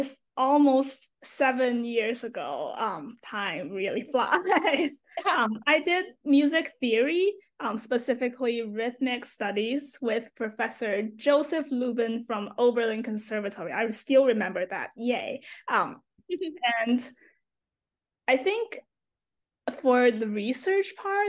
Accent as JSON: {"language": "English", "town": "Shenzhen", "region": "Guangdong", "country": "China", "tie": "born or raised there", "second_language": "English", "moved": "as an adult", "lives_now": "Durham, United States", "said": "My hometown is Shenzhen, China"}